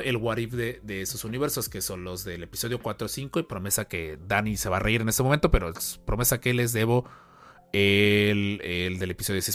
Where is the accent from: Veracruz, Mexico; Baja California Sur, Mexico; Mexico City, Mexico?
Veracruz, Mexico; Xalapa; Los que somos de Jalapa